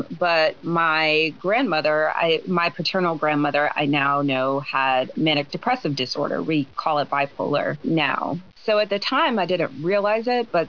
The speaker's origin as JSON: {"language": "English", "town": "Baltimore", "region": "Maryland", "country": "United States", "tie": "born or raised there", "said": "my mom did everything that she could to shelter my sister and I growing up in Baltimore, Maryland."}